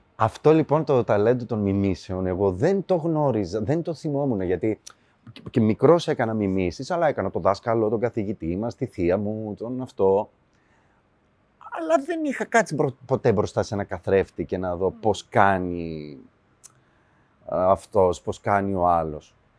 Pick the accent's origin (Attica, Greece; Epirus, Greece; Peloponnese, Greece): Epirus, Greece; Ioannina; moved away as an adult; now in Alimos, Greece; εκεί πήγα σχολείο, τελείωσα. Ε, δηλαδή 18 χρονών έφυγα από Ιωάννινα